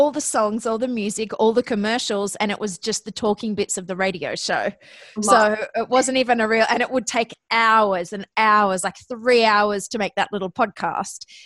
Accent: Australia; accent: Australian; moved away as an adult; also born or lived in Athens, Ohio; you may notice from my accent that I'm actually Australian

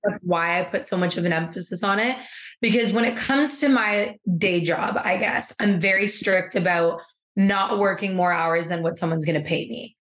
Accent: Canada; moved away as an adult; now in Seville, Spain; I may be Canadian

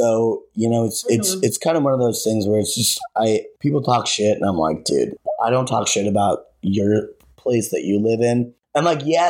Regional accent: Colorado, United States; moved away as an adult; now in Los Angeles, United States; I grew up in Colorado

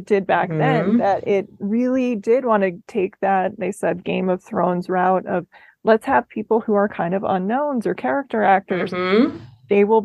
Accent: Minnesota, United States; my home state of Minnesota

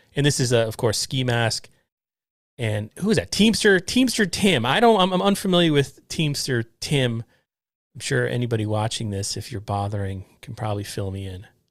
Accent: Westchester, New York, United States; I'm from Westchester, originally Northern Westchester.

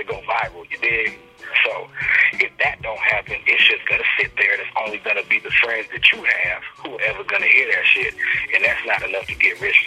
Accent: Oceanside, California, United States; I'm from Oceanside.

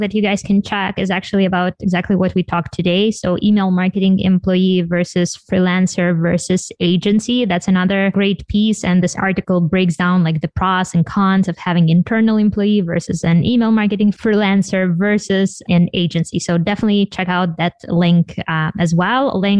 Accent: Ukraine; accent: Ukrainian; listen to me and my Ukrainian accent

